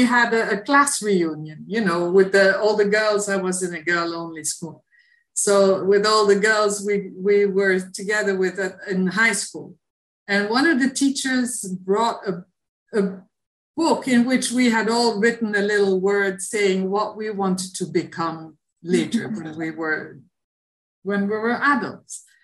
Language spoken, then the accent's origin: English; Antwerp, Flanders, Belgium; moved away as an adult; also born or lived in Rwanda; now in Haiti; in Antwerp, in my hometown in Belgium.